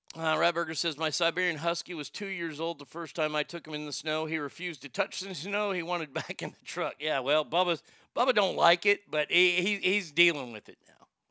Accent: Texas, United States; my home state of Texas

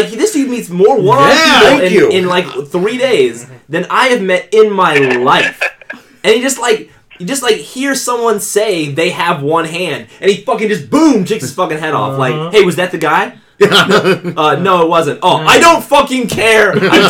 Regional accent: Indiana, United States; I'm from Indiana.

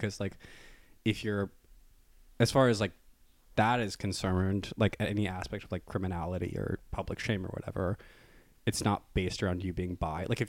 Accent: Iowa, United States; now in New York, United States; I'm from Iowa

